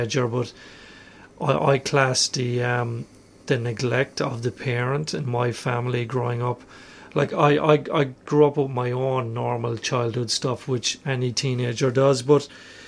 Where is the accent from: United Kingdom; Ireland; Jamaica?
Ireland; moved away as an adult; also born or lived in Melbourne, Australia; now in Australia; I'm Irish. I moved here 12 years ago